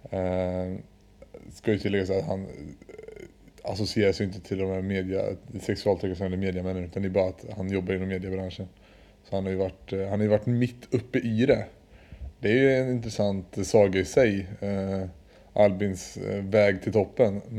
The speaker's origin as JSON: {"language": "Swedish", "town": "Ånge", "region": "Västernorrland County", "country": "Sweden", "said": "Jag kommer från Ånge."}